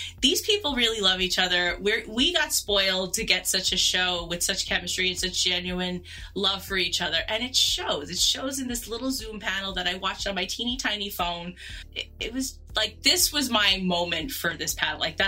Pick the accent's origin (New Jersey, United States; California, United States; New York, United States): New York, United States; New York City; also born or lived in Long Island; being a New Yorker